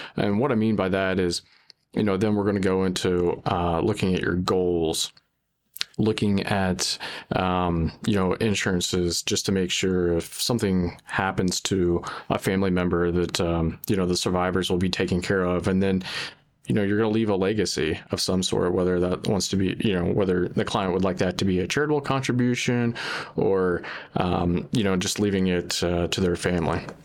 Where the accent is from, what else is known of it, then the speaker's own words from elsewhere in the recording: Springfield, Ohio, United States; come back to my hometown of Springfield